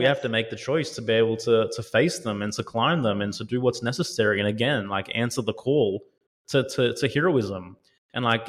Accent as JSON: {"language": "English", "country": "Australia", "said": "I'm Aussie, you know, I've lived in Australia most of my life"}